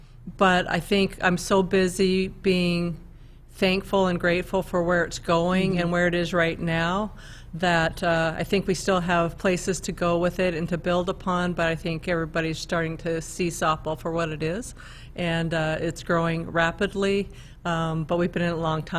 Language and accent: English; Canada; now in United States; Well, I came from Canada, so I felt like the opportunity to even come to a university in the United States, that to me was